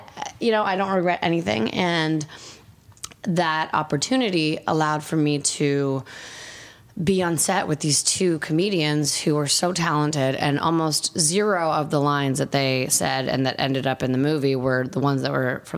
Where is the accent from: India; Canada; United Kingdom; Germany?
Canada; also born or lived in Bulgaria; I grew up in Canada